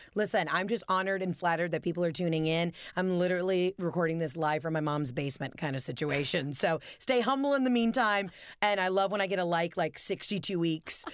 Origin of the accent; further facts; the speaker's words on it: the South, United States; we're both from the South